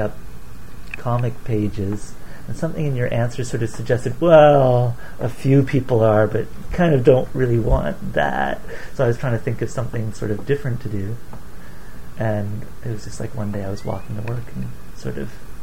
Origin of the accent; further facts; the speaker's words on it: Guelph, Ontario, Canada; also born or lived in Toronto; now in Vancouver, Canada; I moved from Guelph to Toronto